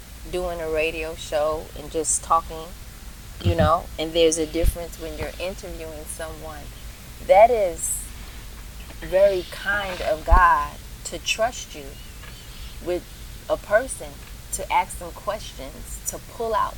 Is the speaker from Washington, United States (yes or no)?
no; New York, United States; I was from New York